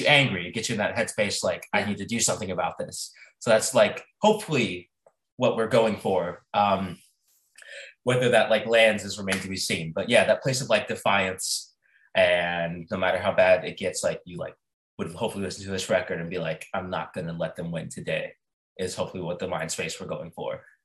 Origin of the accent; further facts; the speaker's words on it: United States; also born or lived in South Carolina / Mississippi; I grew up in South Carolina, Mississippi